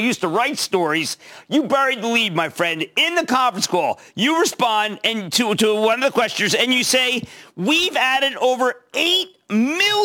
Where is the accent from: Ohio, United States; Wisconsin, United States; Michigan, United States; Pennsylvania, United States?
Pennsylvania, United States; Philadelphia; I'm from Philadelphia.